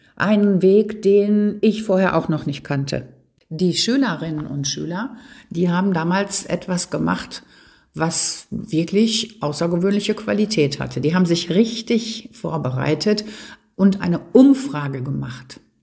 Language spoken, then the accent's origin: German; Ruhr area, North Rhine-Westphalia, Germany; Das gehört bei uns im Ruhrgebiet dazu. Ich sage, unsere Sprache hier ist ja unser Dialekt.